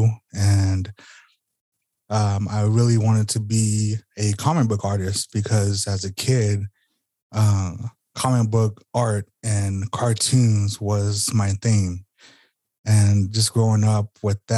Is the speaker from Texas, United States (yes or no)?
no; Sacaton, Arizona, United States; I'm from Arizona, Southern Arizona. That is Sacaton, Arizona, the Gila River Reservation. And I've grew up here all my life for 33 years